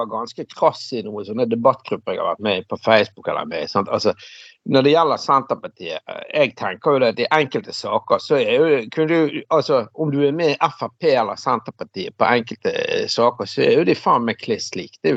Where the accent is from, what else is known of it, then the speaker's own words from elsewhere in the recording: Western Norway, Norway; Vi som vestlendinger har jo ikke så mye egentlig å sånn det, det, plager jo ikke oss, det er jo ikke ulv her.